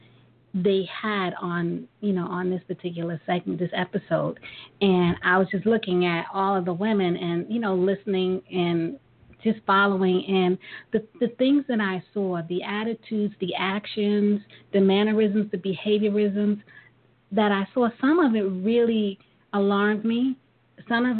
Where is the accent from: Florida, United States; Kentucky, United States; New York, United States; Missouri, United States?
New York, United States; New York City; we're from Brooklyn